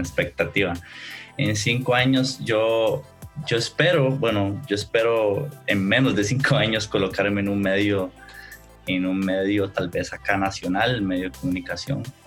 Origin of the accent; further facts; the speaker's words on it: Costa Rica; yo soy acá de Costa Rica